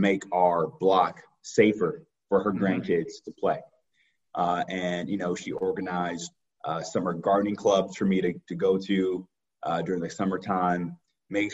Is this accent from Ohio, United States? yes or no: yes; Cleveland, Ohio, United States; born and raised in Mount Pleasant, southeast side of the city, on 121st and Dove.